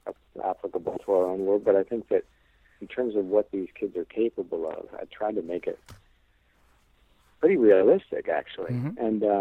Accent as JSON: {"language": "English", "region": "Illinois", "country": "United States", "said": "I came from Illinois. There's no hills there."}